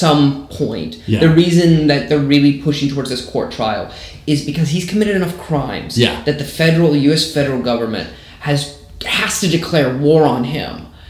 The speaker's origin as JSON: {"language": "English", "region": "Texas", "country": "United States", "said": "I'm definitely from Texas."}